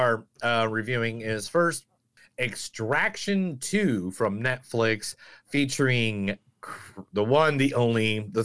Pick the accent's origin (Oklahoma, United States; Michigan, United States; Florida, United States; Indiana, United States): Oklahoma, United States; Tulsa; I'm from Tulsa, Oklahoma